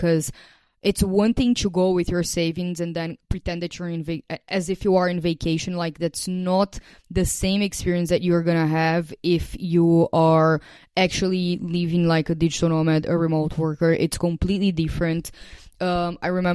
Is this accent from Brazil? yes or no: yes; Brazil; moved away as an adult; before I left Brazil in 2021